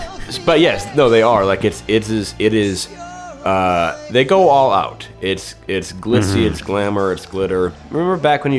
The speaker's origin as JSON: {"language": "English", "country": "United States", "said": "as an American, as a sophisticated and urbane and sort of knowing American."}